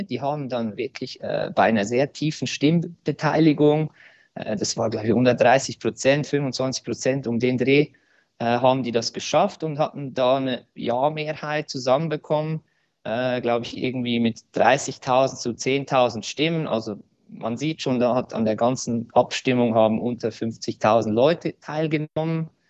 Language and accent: German; Switzerland; Bei uns in der Schweiz hat man ja die Möglichkeit, äh, Gesetzesänderungen durch eine Initiative ähm, zu veranlassen.